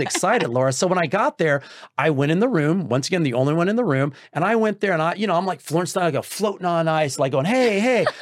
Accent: Texas, United States; I'm from Texas

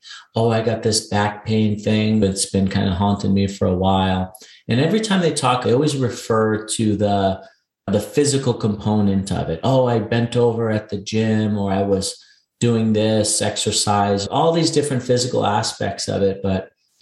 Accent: New York City, New York, United States; moved away as an adult; I'm a New York City native. I was born and raised in Queens and just grew up in that environment.

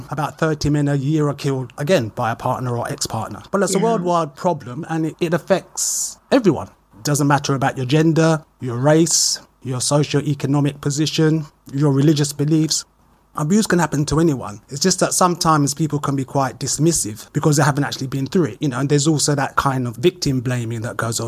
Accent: United Kingdom; I'm from the UK, as your listeners will probably guess from my accent.

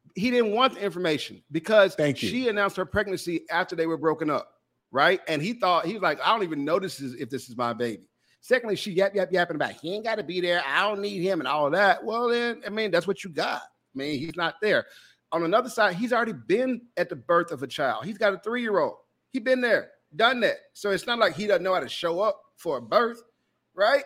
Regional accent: Jackson, Mississippi, United States; I grew up in Jackson, Mississippi

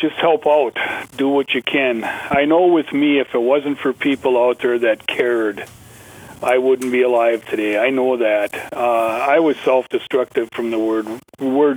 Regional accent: Ashland, Wisconsin, United States; I'm from Ashland, Wisconsin, way up north in northern

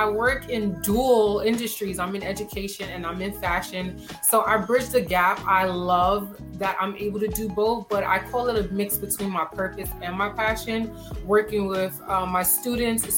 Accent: New York City, New York, United States; growing up in Brooklyn

